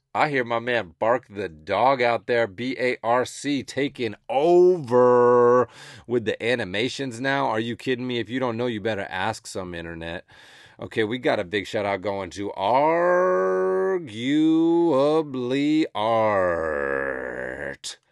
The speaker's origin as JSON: {"language": "English", "region": "Massachusetts", "country": "United States", "tie": "born or raised there", "also_born_or_lived": "Los Angeles", "moved": "as an adult", "said": "growing up on the East Coast and in rural New England most of my life"}